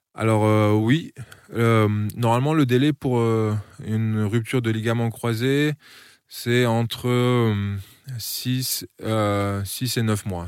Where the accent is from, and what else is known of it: Frontignan, Occitania, France; born or raised there; also born or lived in Niš, Serbia / Strasbourg, France / Colmar, France